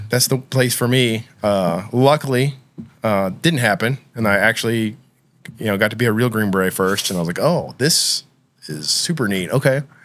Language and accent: English; Oklahoma, United States; I grew up in Oklahoma